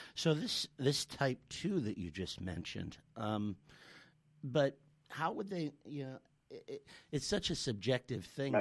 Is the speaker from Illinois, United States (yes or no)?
yes; Chicago, Illinois, United States; now in South Australia, Australia; I'm from Chicago, so it gets to minus 40 Celsius where I'm from